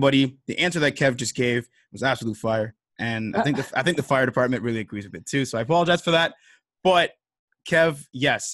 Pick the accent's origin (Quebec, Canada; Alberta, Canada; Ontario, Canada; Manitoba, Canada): Ontario, Canada; Toronto; we are both from Toronto